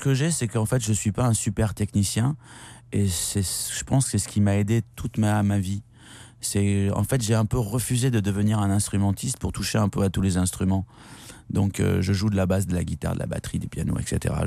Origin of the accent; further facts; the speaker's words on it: Bordeaux, Nouvelle-Aquitaine, France; j'ai fait tout ça à Bordeaux. Non, non, mais je, je suis bordelais